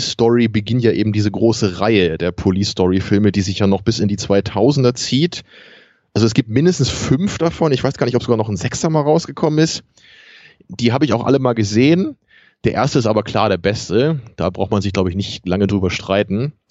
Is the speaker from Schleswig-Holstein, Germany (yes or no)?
yes; Kiel, Schleswig-Holstein, Germany; was ich besonders lustig finde als Kieler